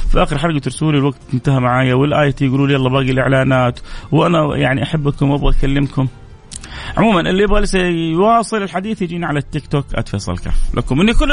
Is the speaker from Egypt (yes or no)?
yes; Egypt; now in Medina, Saudi Arabia; من مصر وعايش في احسن وافضل مكان في المملكه وهي المدينه المنوره